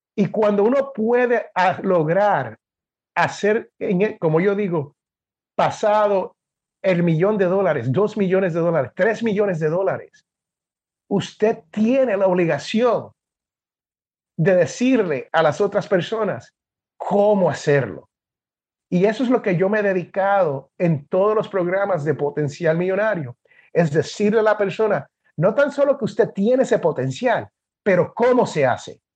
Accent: Puerto Rico; moved away as an adult; also born or lived in Jersey City, New Jersey, United States / Washington, D.C., United States; now in Alabama, United States; Y desde los nueve años hasta la escuela superior, la high school, como le dicen aquí, pues yo viví en Puerto Rico

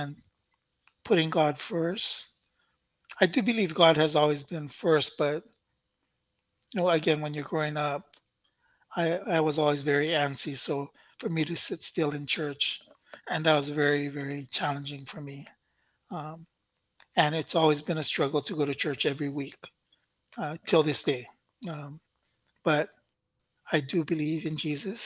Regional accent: Honolulu, Hawaii, United States; also born or lived in Pacific Northwest; Moana Lua for me, again, obviously that's where we grew up. But it was really in my younger years that we were there

